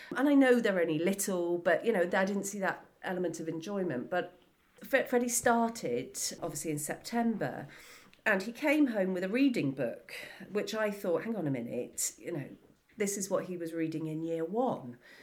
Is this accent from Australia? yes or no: no; Wells, South West England, United Kingdom; I grew up in Somerset in the local area, so being in school in Wells